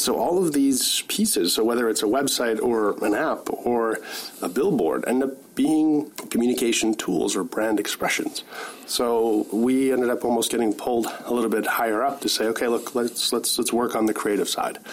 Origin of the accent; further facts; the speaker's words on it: Winnipeg, Manitoba, Canada; moved away as an adult; also born or lived in Kitchener-Waterloo; now in Kelowna, Canada; I grew up in Winnipeg